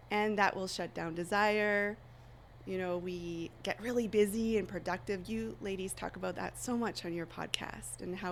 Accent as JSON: {"language": "English", "area": "Vancouver Island", "region": "British Columbia", "country": "Canada", "said": "I'm from Vancouver Island in Canada"}